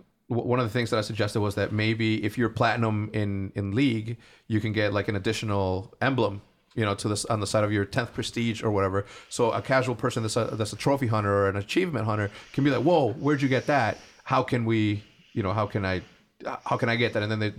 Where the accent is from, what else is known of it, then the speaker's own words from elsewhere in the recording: El Paso, Texas, United States; born there; I was born in Texas. Born in El Paso, Texas, and I always knew that I was gonna end up there.